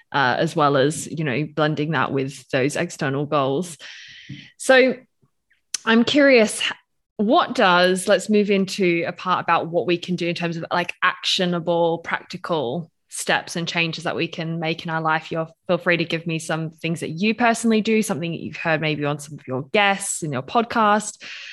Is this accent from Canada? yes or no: no; Australia; now in Switzerland; I'm Australian, British, I live in Switzerland.